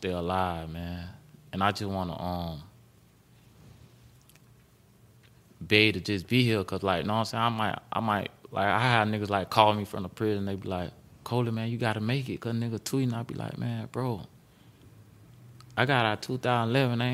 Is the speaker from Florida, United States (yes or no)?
yes; Broward County, Florida, United States; moved away as an adult; now in Atlanta, United States; I'm from Broward County